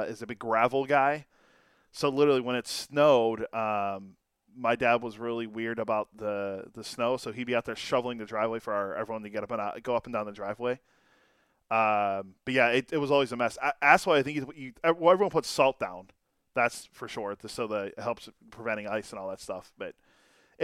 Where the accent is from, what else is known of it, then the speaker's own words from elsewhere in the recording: Western Pennsylvania, United States; moved away as an adult; I grew up in Western PA